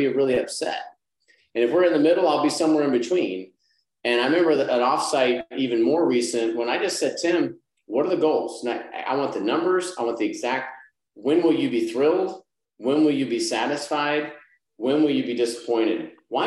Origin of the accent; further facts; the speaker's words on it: Texas, United States; now in Arkansas, United States; I'm from Texas, I live in Arkansas